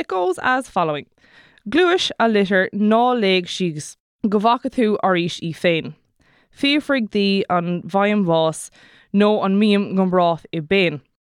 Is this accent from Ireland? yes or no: yes; Kerry, Munster, Ireland; I'm from Kerry